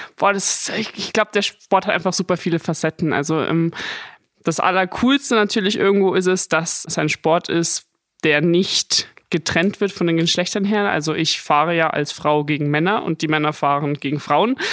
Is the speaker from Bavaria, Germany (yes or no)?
yes; Munich, Bavaria, Germany; bin ja ein Münchner Madel.